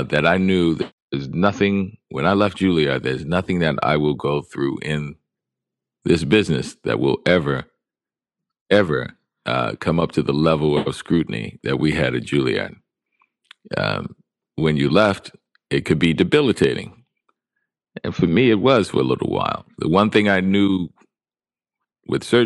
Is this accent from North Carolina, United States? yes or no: no; New Orleans, Louisiana, United States; Because I was being from New Orleans.